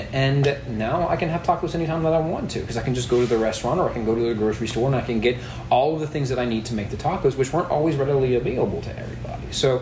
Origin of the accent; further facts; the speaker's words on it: Louisiana, United States; My family roots in Louisiana go back to the late 1710s or to the 1720s.